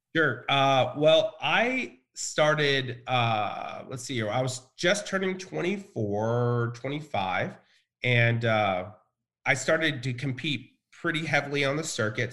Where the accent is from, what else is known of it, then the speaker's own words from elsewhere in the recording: Richmond, Texas, United States; also born or lived in Bryan, Texas; we lived in a very small town called Richmond.